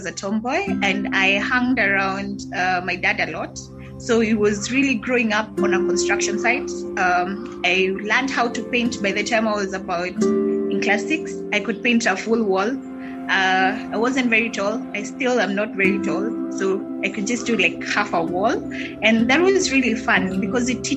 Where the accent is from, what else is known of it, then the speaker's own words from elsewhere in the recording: Kiambu, Kiambu County, Kenya; I was born in Kiambu. I was also raised in Kiambu.